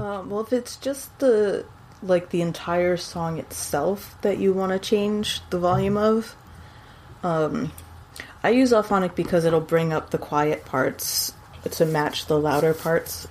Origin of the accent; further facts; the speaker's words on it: San Antonio, Texas, United States; moved away; in Texas, in San Antonio, even because that's where I was born